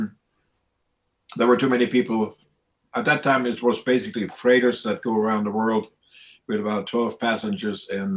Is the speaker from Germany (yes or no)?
yes; East Germany, Germany; moved away as an adult; now in Highlands, North Carolina, United States; I was born and raised in Germany. I was a matter of fact in East Germany